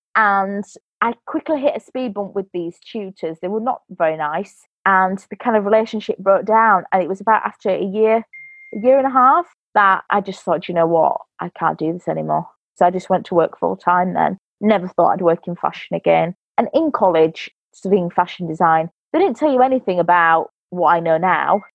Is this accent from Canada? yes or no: no; Yorkshire and the Humber, United Kingdom; I'm from England, a place called West Yorkshire